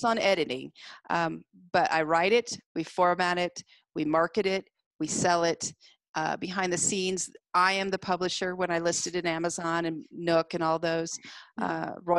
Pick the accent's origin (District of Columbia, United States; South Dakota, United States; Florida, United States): South Dakota, United States; Deadwood; moved away; I spent part of my time growing up in Deadwood